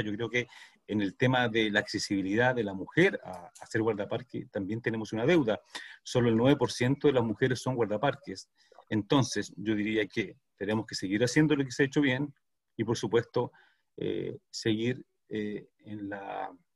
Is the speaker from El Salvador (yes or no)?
no; Chile; como sociedad chilena